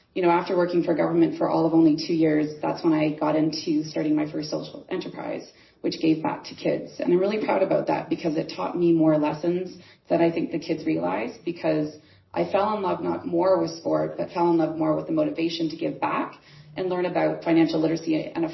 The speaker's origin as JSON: {"language": "English", "country": "Canada", "said": "I'm from Canada."}